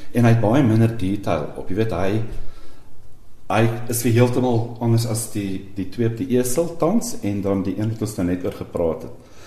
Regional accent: Vanderbijlpark, Gauteng, South Africa; Ek kom van van 'n bylpark af, so 'n uur se ry van Johannesburg af by die Vaalrivier. Ek het daar skool gegaan en gematrikuleer by die Hoërskool Transvaalia

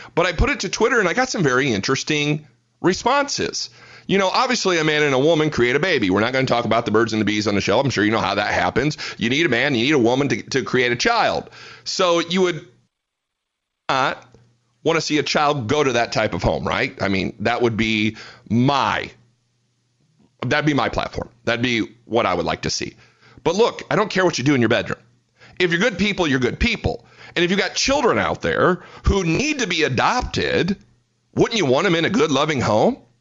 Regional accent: Fort Wayne, Indiana, United States; moved away as an adult; now in Fort Worth, United States; I was born and raised in Fort Wayne, Indiana

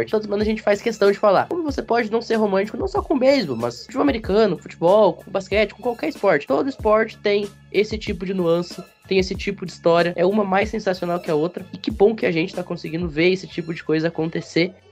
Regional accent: Rio Grande do Sul, Brazil; O meu meu comentário inicial, já que tanto eu quanto o João somos gaúchos

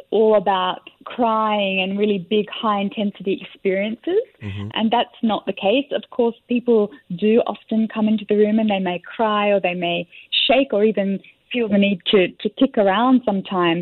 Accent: Sydney, New South Wales, Australia; moved away as an adult; now in Singapore; I'm from Australia, Sydney

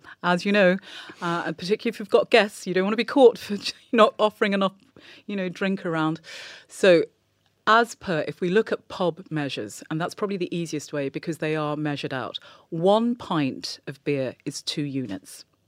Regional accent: England, United Kingdom; I was born and growing up in England

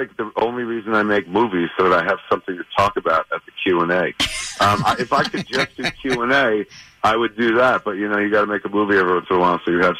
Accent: Highlands, New Jersey, United States; I bought a movie theater in my hometown. I grew up in a town called Highlands, New Jersey

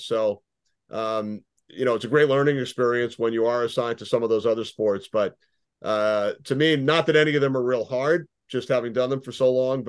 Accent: Long Island, New York, United States; Did a lot of sports writing in high school and college for both the school papers and the town paper where I grew up on Long Island.

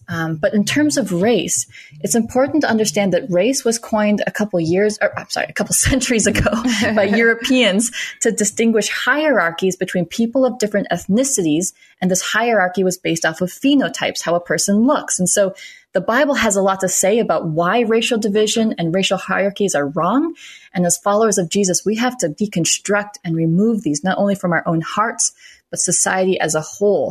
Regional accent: Minnesota, United States; also born or lived in South Carolina; now in Austin, United States; born in South Carolina. I grew up in Minnesota and now I'm here in Austin, Texas.

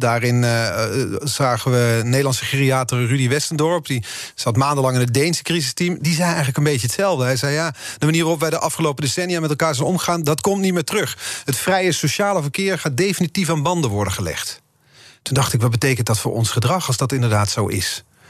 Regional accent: Netherlands; als Nederlanders

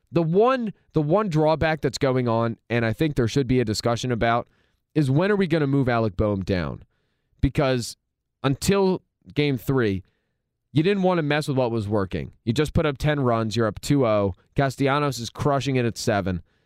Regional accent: Philadelphia, Pennsylvania, United States; I'm a Philadelphian.

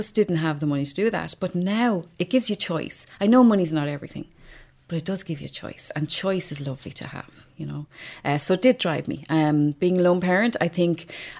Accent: Dublin, Leinster, Ireland; also born or lived in Ballymun, Dublin; I was born in Ballymun Flats. I grew up in Talla.

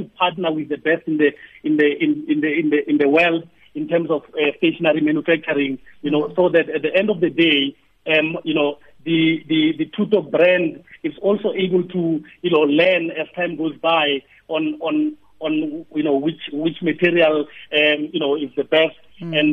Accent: South Africa; we are South African

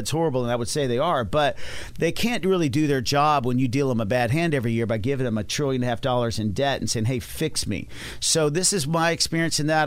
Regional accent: Dallas, Texas, United States; I'm from Dallas, Texas

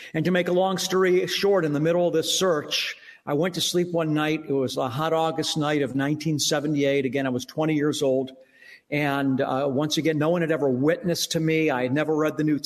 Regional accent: United States; as an American

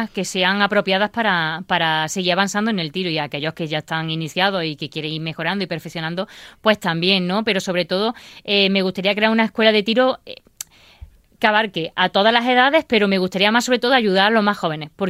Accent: Baena, Andalusia, Spain; born or raised there; now in Granada, Spain

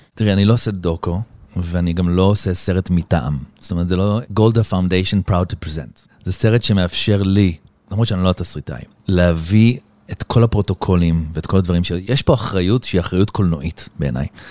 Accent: Israel; now in Los Angeles, United States; אני ישראלי

